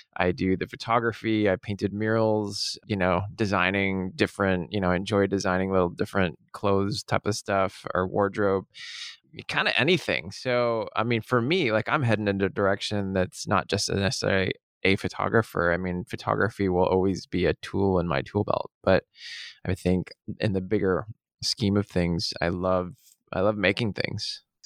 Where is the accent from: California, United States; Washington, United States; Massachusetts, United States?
Washington, United States; Seattle; I was born in Seattle, born and raised on the playground in the rain